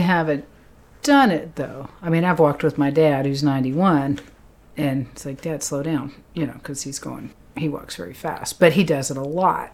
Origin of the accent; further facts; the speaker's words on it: Lexington, Massachusetts, United States; moved away; I'm from Lexington, Massachusetts.